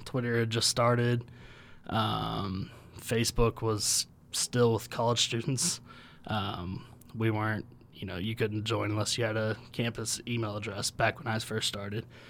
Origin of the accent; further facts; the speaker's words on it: Houston, Texas, United States; also born or lived in Oklahoma / Louisiana; now in Logan, United States; I grew up in Houston